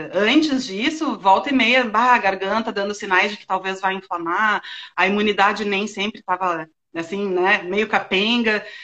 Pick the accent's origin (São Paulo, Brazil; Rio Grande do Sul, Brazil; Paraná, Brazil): Rio Grande do Sul, Brazil; accent: gaúcho; now in Florianópolis, Brazil; sou gaúcha, né? O pessoal deve ter percebido pelo sotaque